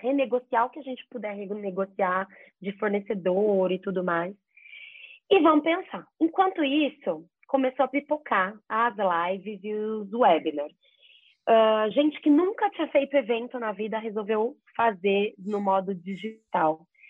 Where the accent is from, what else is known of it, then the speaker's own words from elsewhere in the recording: Jaú, São Paulo, Brazil; Eu sou de Jaú, sou jaúense, interior de São Paulo